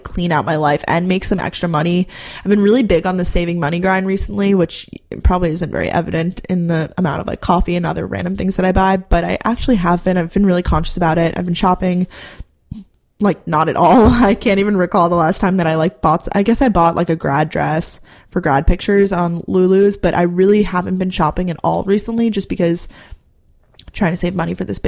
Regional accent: Long Island, New York, United States; moved away as an adult; now in Athens, United States; Growing up on Long Island, I was still an hour away from the city

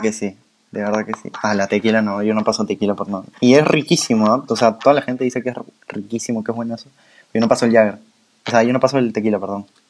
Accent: Peru; nosotros somos de Perú

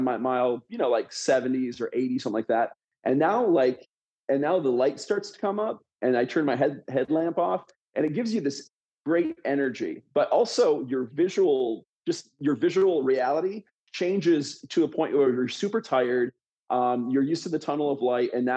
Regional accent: Grand Rapids, Michigan, United States; moved away as an adult; also born or lived in Washington; I grew up in Western Michigan in the suburbs of Grand Rapids, Michigan. So that's kind of born and raised there

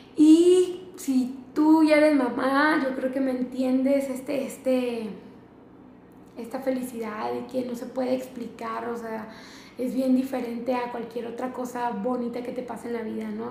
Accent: Mexicali, Baja California, Mexico; now in Ensenada, Mexico; yo vivo en Ensenada, soy de Mexicali

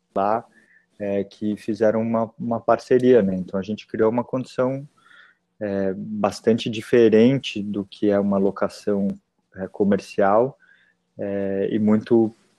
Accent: São Paulo, Brazil; now in Porto Alegre, Brazil; eu, eu sou paulistano, né? Nasci na cidade de São Paulo

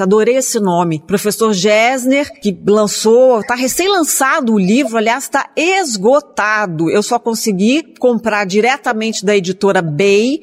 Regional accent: Minas Gerais, Brazil; Eu sou mineira

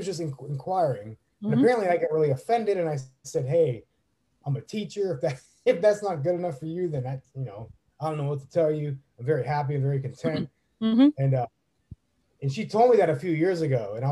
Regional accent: Northeast Ohio, United States; now in Tampa, United States; I'm from Northeast Ohio

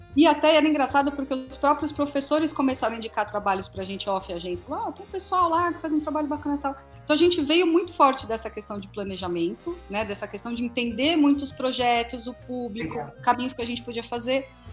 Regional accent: Santo André, São Paulo, Brazil; also born or lived in São Bernardo do Campo; now in São Caetano do Sul, Brazil; Eu sou de Santo André. Sou de ah, Santo André, claro. atualmente moro em São Caetano

